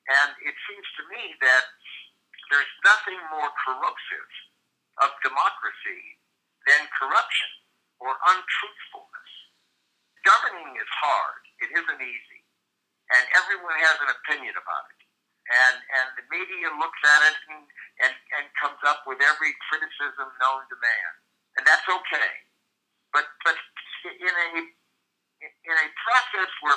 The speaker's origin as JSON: {"language": "English", "region": "Midwest", "country": "United States", "said": "I'm from the Midwest"}